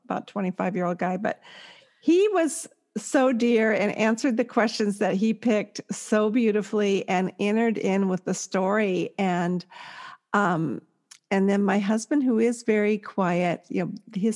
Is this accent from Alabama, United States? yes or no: no; California, United States; I'm from California